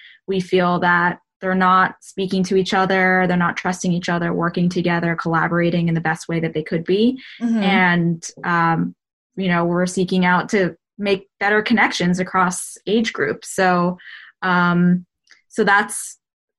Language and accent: English; New York, United States; I'm from New York